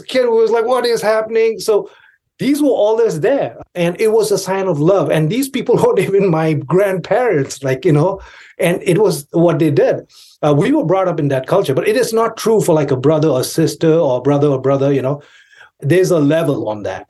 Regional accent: Kalimpong, West Bengal, India; now in United States; I grew up in India in a town called Kalimpong in Darjeeling

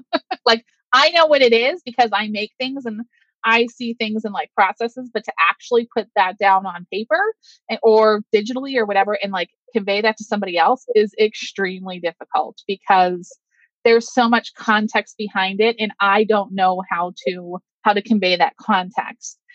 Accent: Pittsburgh, Pennsylvania, United States; I am from Pittsburgh, Pennsylvania

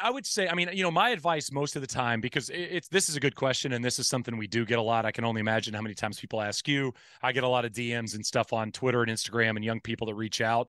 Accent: Marshall, Texas, United States; I grew up in East Texas, in Marshall, Texas, which is a small town kinda close to Louisiana

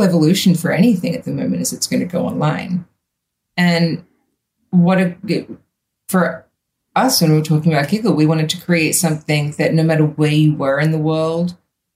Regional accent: Australia; also born or lived in United States; when I moved home from the States

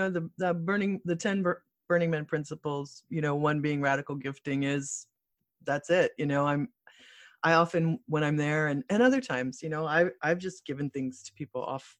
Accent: Midwest, United States; Plus, I'm from the Midwest

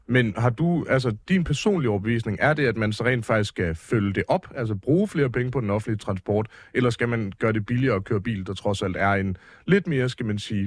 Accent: near Aarhus, Central Denmark Region, Denmark; jeg voksede op ret tæt på Aarhus

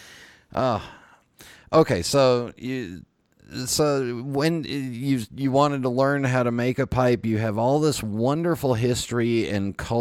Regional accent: California, United States; I grew up in California

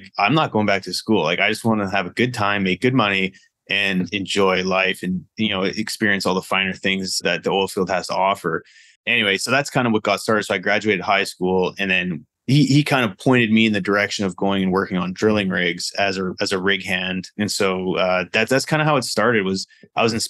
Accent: Vernon, British Columbia, Canada; moved away; I'm originally from Canada, grew up in Canada on the West Coast, Vernon, British Columbia

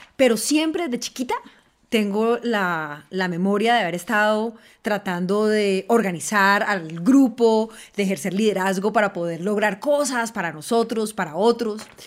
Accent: Cali, Valle del Cauca, Colombia; soy Caucana, caleña

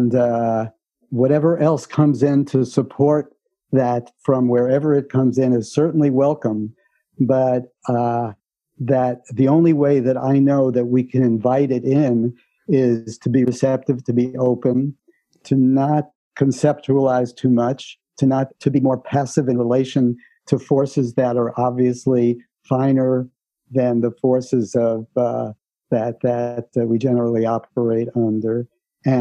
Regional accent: New York City, New York, United States; I grew up in the Bronx

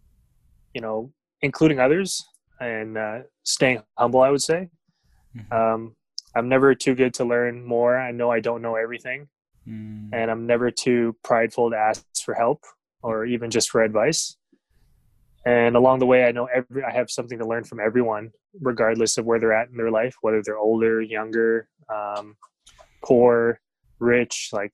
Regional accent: Vancouver, British Columbia, Canada; also born or lived in Philippines; So I was born in Vancouver, but I grew up in the Philippines, probably about until I was like 5 or 6, and then came back here into Canada.

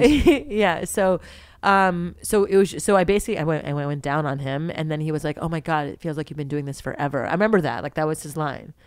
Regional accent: Montreal, Quebec, Canada; I'm from Montreal. We're from Montreal, born and raised in Montreal, Canada

